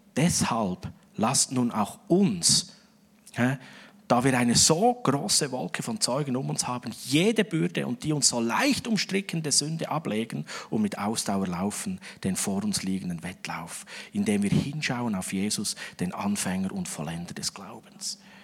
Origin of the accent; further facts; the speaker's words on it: Switzerland; als Schweizer